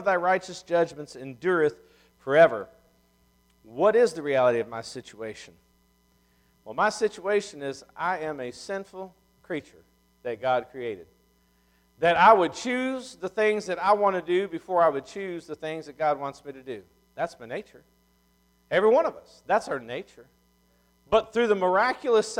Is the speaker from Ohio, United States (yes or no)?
yes; Ohio, United States; moved away; I'm from Ohio.